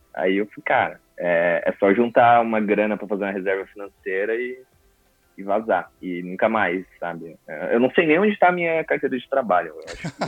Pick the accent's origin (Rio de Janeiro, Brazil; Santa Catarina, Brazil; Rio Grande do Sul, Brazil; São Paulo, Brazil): Santa Catarina, Brazil; coast of; sou lá do litoral de Santa Catarina